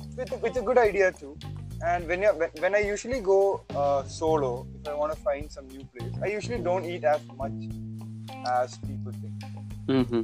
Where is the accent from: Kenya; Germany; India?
India; Thiruvananthapuram, Kerala; moved away as an adult; now in Chennai, India; I'm from Trivandrum, God's own mm-hmm. country. Mm-hmm. And I've been there all my life. I spent all my life there